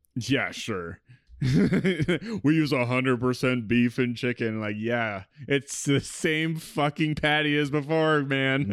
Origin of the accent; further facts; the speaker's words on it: East Coast, United States; we are from the East Coast